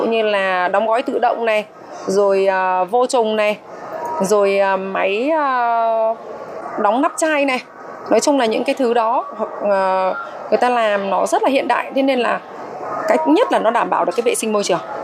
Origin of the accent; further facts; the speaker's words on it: Vietnam; now in Taiwan; người Việt mình